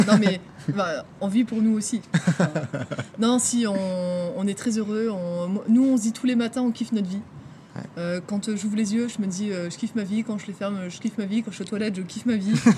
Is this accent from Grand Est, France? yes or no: no; Dunkirk, Hauts-de-France, France; je viens de Dunkerque dans le Nord